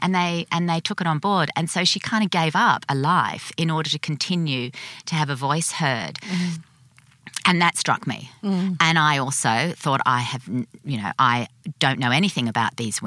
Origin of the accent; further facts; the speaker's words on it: Sydney, New South Wales, Australia; I'm born and bred in Sydney